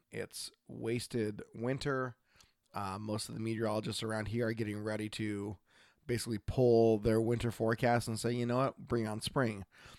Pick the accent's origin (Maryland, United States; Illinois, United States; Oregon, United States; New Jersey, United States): Oregon, United States; from Oregon.